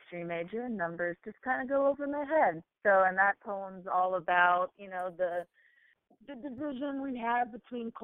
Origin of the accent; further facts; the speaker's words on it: Oak Island, North Carolina, United States; now in Wilmington, United States; my hometown of Oak Island. Oak Island is very teeny tiny and petite and charming, about 7,000 people